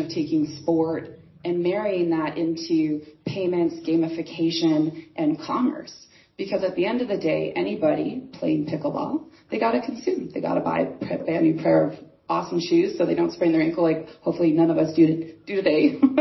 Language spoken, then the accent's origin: English; Canada; I'm from Canada.